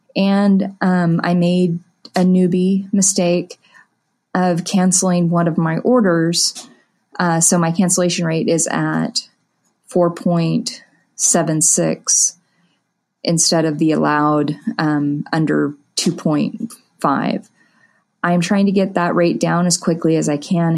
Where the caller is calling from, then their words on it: Wichita, Kansas, United States; I'm calling from the Wichita, Kansas area